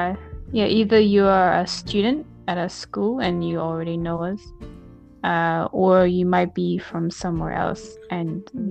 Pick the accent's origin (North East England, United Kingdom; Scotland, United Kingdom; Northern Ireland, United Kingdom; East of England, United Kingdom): Scotland, United Kingdom; also born or lived in England / Australia; about me, I'm from Scotland, but my accent is not Scottish.